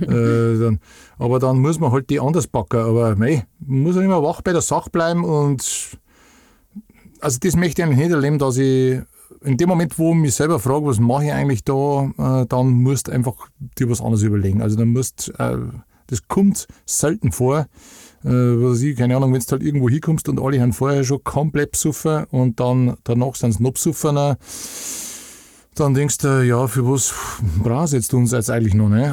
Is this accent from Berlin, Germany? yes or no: no; Upper Bavaria and Franconia, Lower Bavaria, Germany; Also wir haben halt so am, am, am Eckpunkt zwischen Oberpfalz, Niederbayern und Oberbayern und Franken. Das ist halt alles nicht weit weg von, von da, wo ich her bin